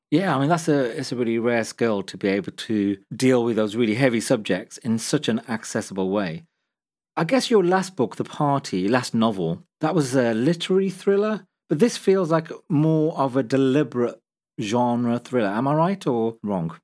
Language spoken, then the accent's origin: English; Midlands, United Kingdom; I'm a journalist and author originally from the Midlands